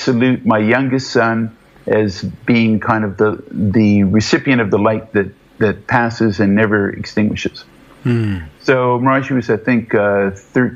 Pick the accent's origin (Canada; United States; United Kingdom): Canada; Toronto, Ontario; moved away as an adult; now in Western Canada; I'm from back east. I'm from Toronto, mainly